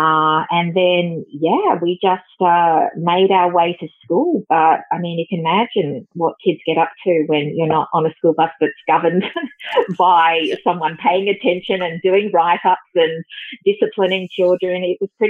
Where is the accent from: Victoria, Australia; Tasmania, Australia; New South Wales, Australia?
New South Wales, Australia; Sydney; I grew up in Sydney